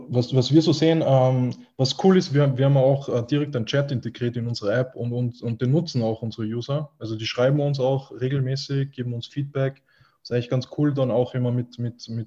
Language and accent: German; Austria; natürlich einfach äh, eine, eine, große Sache auch bei uns in Österreich.